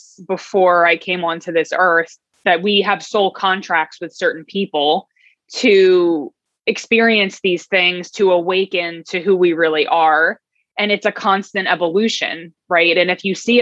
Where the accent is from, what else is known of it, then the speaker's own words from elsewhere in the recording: Long Island, New York, United States; also born or lived in Brooklyn; I grew up in Long Island